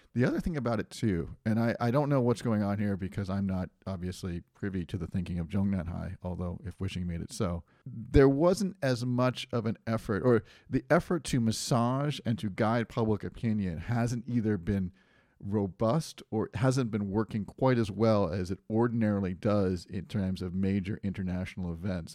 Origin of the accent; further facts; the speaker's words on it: New England, United States; I grew up in New England